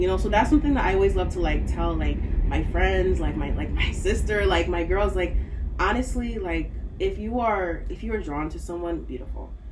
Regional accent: United States; also born or lived in Nigeria; even though I grew up here

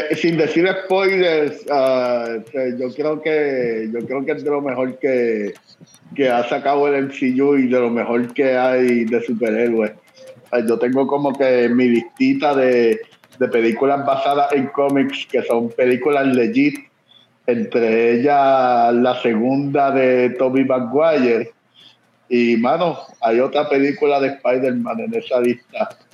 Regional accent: Puerto Rico; moved away

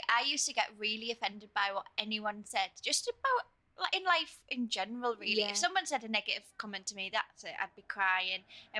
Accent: Hartlepool, North East England, United Kingdom; I was from Hartlepool

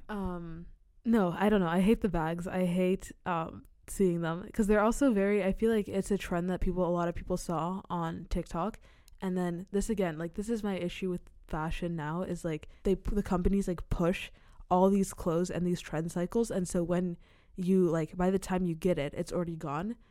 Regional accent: Czechia; I'm half American and half Sierra Leonean, but I'm from the Czech Republic. Like, that's where I was born and raised.

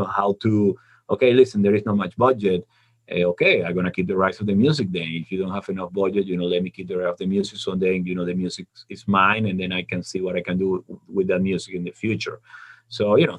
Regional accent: Venezuela; moved away as an adult; When I was in the university back in my hometown in Venezuela

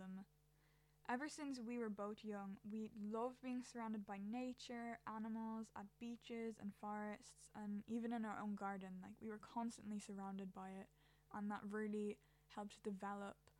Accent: Ireland; I'm an Irish teenager

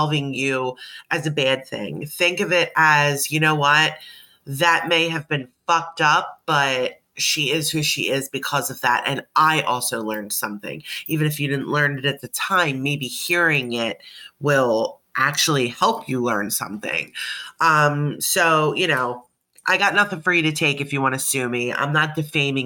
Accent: Delaware County, Pennsylvania, United States; I was born and raised in the Philadelphia, Delaware County / Delco area of Pennsylvania.

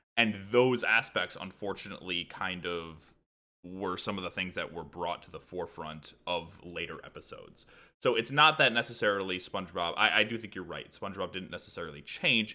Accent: Midwest, United States; I am from the Midwest.

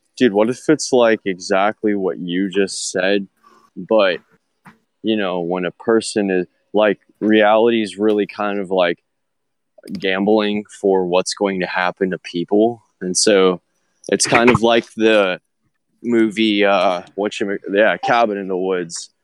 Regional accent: United States; I'm American

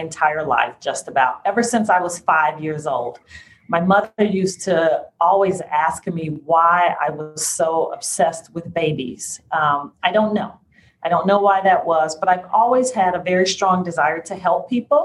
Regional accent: Chicago, Illinois, United States; I was born and raised here in Chicago. I am a native Chicagoan

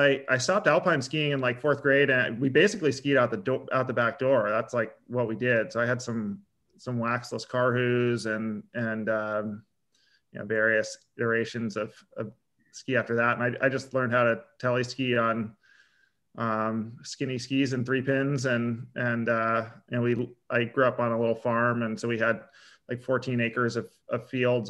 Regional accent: Sharon, Vermont, United States; also born or lived in Montpelier, Vermont / Morristown, Vermont; I'm an Upper Valley kid originally, though. I grew up in Sharon, Vermont

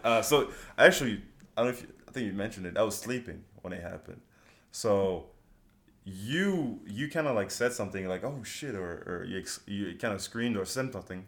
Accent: Toulouse, Occitania, France; now in United States; I'm black. I grew up in France. Therefore, my accent is just a mix of a lot of things

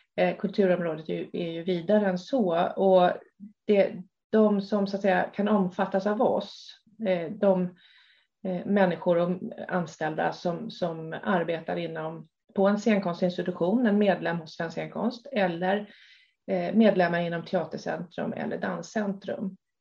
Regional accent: Stockholm, Stockholm County, Sweden; Jag är uppväxt i Stockholm

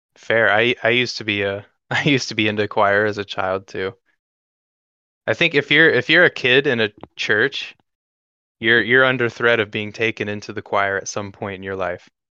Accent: North Carolina, United States; moved away; I come from North Carolina, which uh, was deep in the suburbs, and now I live in the country

